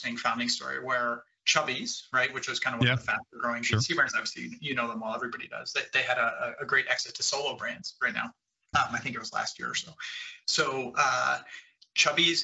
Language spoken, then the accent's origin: English; Cleveland, Ohio, United States; I am from Cleveland, Ohio